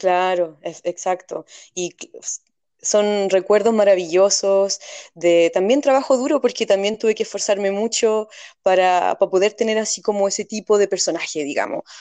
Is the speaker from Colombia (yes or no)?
no; Puente Alto, Santiago Metropolitan Region, Chile; Yo vengo de Chile, donde también vivió en lugares muy pobres